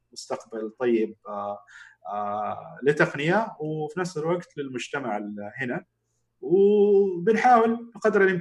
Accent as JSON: {"language": "Arabic", "town": "Jeddah", "region": "Makkah Province", "country": "Saudi Arabia", "said": "انا شخصيا من اهل جده وعارف تماما انه هي ابعد حتى من مكه"}